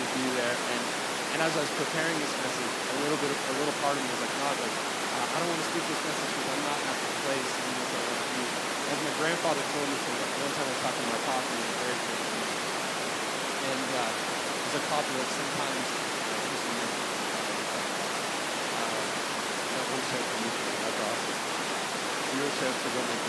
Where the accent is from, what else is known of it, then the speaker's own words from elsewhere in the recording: Cobourg, Ontario, Canada; now in Waterloo, Canada; I grew up in Cobourg, Ontario